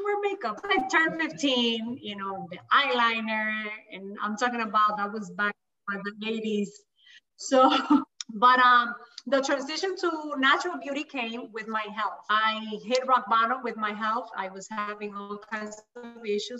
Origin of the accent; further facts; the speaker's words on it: Miami, Florida, United States; I am also from Miami